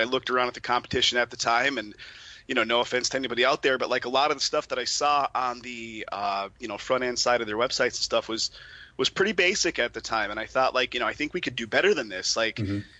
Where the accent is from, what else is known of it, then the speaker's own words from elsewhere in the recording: Pennsylvania, United States; moved away as an adult; now in Las Vegas, United States; originally from uh, Pennsylvania, where Jason and I were good personal buds, and I moved out to Vegas just about two years ago